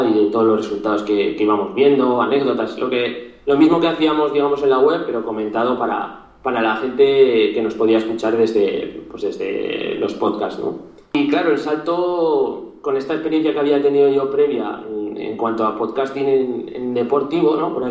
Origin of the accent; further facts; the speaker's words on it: Zaragoza, Aragon, Spain; tengo 25 años, soy de Zaragoza.